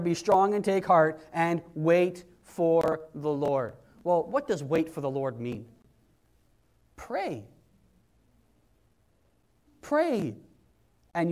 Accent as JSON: {"language": "English", "region": "Wales", "country": "United Kingdom", "said": "I'm Welsh and that's where I'm from"}